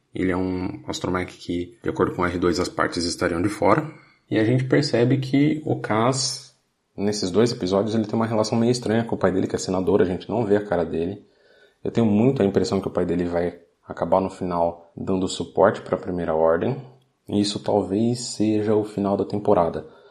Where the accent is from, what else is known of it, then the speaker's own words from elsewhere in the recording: Brazil; quando eu era criança no Brasil